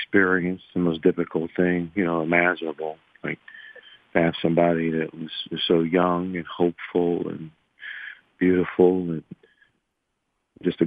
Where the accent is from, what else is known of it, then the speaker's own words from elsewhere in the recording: McKeesport, Pennsylvania, United States; I'm from McKeesport